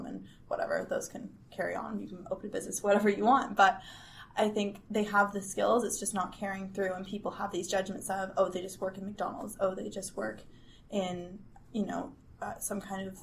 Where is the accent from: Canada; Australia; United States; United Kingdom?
Canada; being Canadian, obviously French is another one of our languages